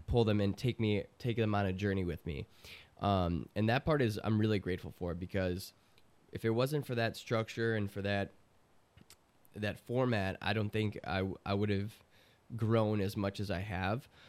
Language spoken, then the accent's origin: English; Chicago, Illinois, United States; I'm from Chicago